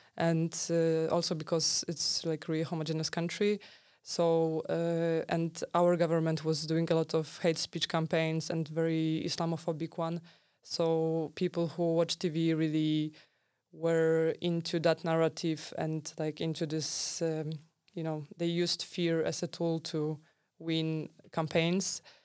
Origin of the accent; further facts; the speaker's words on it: Poland; I'm from Poland.